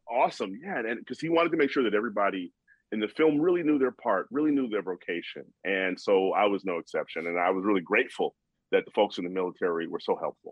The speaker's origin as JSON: {"language": "English", "town": "Chicago", "region": "Illinois", "country": "United States", "said": "I'm from Chicago"}